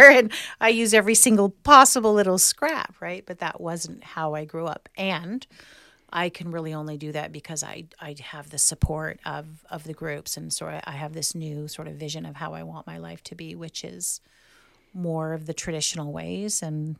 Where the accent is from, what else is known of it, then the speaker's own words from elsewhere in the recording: California, United States; And that's really real for me because I grew up in the Bay Area.